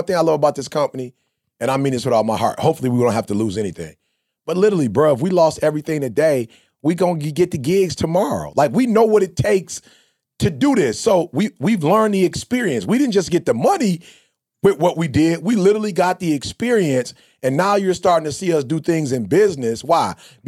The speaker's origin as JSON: {"language": "English", "town": "Chicago", "region": "Illinois", "country": "United States", "said": "I'm from the D, bro. I'm from Chicago. I seen the dope dealers."}